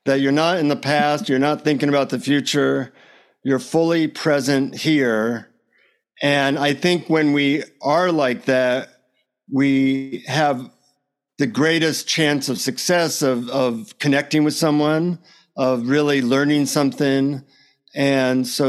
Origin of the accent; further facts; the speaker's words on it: United States; from the United States